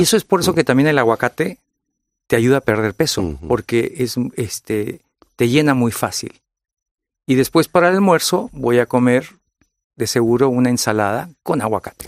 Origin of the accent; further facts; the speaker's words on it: California, United States; yo soy De California. Soy de origen mexicano y origen vasco.